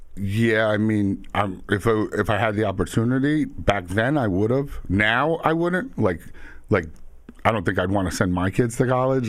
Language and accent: English; Suffolk County, Long Island, New York, United States; also born or lived in Queens, New York; I grew up out east in Suffolk and in Queens